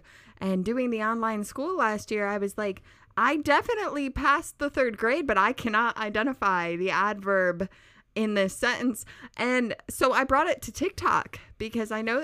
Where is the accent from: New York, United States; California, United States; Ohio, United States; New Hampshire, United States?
New York, United States; moved away; I am from New York